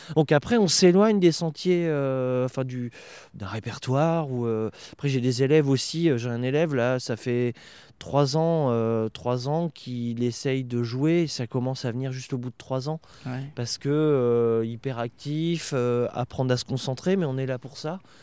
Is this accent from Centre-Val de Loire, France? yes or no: yes; Bourges, Centre-Val de Loire, France; moi je suis originaire de Bourges